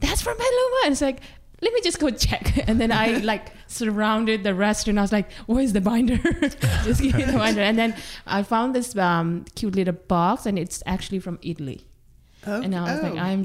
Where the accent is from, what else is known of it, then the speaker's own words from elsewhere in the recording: Nepal; now in Sonoma, United States; actually from Nepal